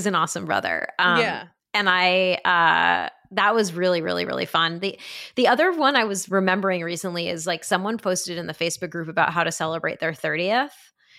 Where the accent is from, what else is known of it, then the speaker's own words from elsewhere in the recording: New Haven, Connecticut, United States; No, I did. I grew up in New Haven.